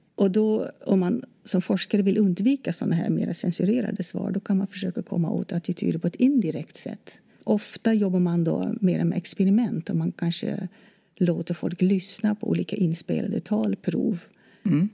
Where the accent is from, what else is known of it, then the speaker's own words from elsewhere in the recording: Netherlands; Swedish is a second language; moved away as an adult; now in Sweden; Då jag kom till Sverige i slutet på 80-talet då hade jag läst eh, lite svenska i mitt hemland, Nederländerna.